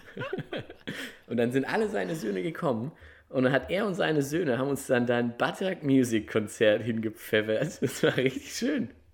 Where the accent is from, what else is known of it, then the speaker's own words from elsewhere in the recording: Germany; wenn du dann da so als Deutscher